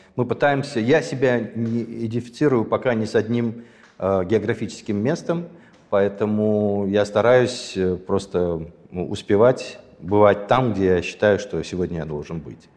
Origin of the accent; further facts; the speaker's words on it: Sumgait, Azerbaijan; moved away; я родился в Азербайджане. Более того, я родился в городе